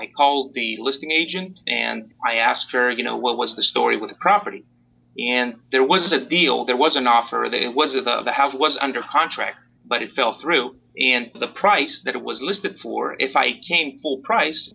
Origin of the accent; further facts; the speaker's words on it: Greece; moved away as an adult; also born or lived in Port Orange, Florida, United States; now in Miami Beach, United States; I'm pretty much an immigrant since I was born and raised in Greece